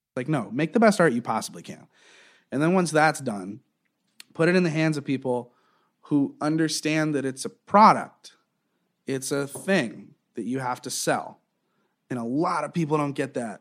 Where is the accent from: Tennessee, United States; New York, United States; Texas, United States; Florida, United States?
Florida, United States; Southwest; also born or lived in Eugene, Oregon / Wilmington, North Carolina; I kinda grew up in, in Southwest Florida